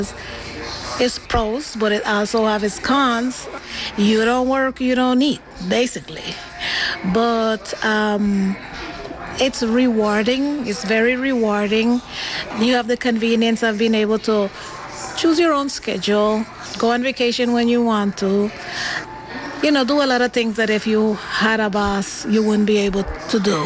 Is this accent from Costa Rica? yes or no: yes; Limón, Costa Rica; moved away as an adult; also born or lived in New York / California; now in Oakland, United States; I was born in Costa Rica, in the city by the name of Limon, Costa Rica. It's on the Atlantic coast of Costa Rica